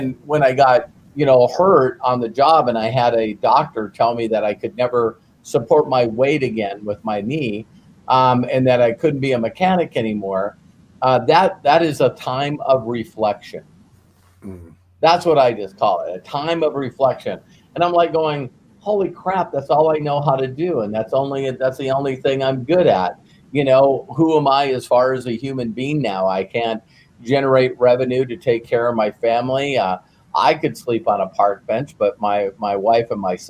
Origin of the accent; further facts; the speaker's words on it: North Dakota, United States; I grew up in North Dakota